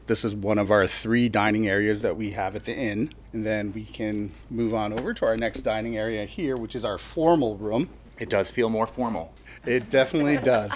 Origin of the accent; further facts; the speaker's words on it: Hawaii, United States; moved away as an adult; now in Deerfield, United States; I'm originally from Hawaii